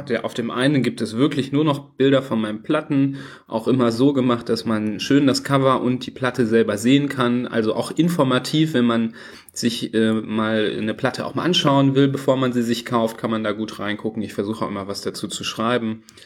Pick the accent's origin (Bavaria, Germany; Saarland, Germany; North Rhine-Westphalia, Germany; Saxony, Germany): North Rhine-Westphalia, Germany; Düsseldorf; bei uns in Düsseldorf